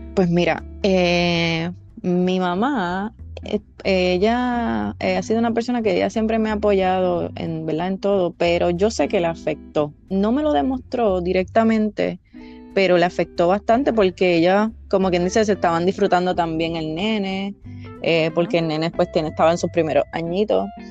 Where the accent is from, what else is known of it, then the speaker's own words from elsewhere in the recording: Villalba, Puerto Rico; moved away as an adult; now in Central Florida, United States; yo soy de Villalba, Villalba, Puerto Rico. Eh, me crié en el campo, como decimos nosotros, y ahora mismo estoy en Florida, en la Florida Central específicamente.